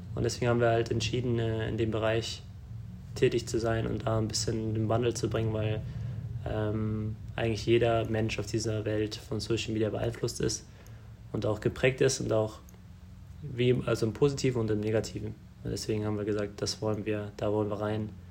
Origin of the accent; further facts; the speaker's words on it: Germany; wir sind in Deutschland geboren